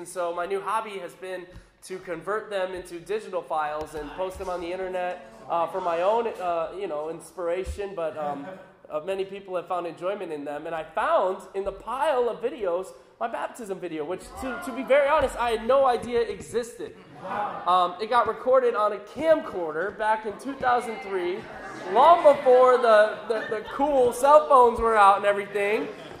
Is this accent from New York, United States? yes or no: yes; Syracuse, New York, United States; now in Seattle, United States; I grew up in Syracuse, New York.